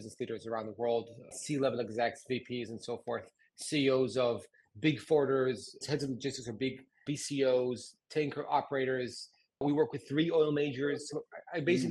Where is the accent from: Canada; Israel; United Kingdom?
Israel; Haifa, Haifa District; like 800 people in my hometown. In Haifa